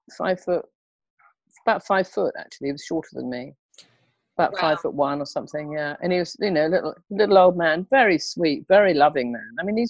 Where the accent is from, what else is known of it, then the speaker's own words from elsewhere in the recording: England, United Kingdom; I, being English, I want to sort of help it along